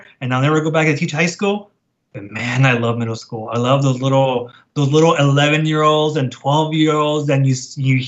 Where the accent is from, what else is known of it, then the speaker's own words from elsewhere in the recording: National City, California, United States; I grew up in National City